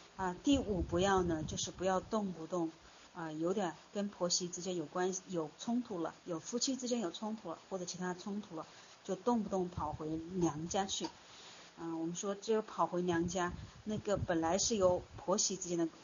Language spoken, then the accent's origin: Chinese; China; 我们中国人，呃，过往特别注重的就是大家庭的隔代教养，祖辈的关系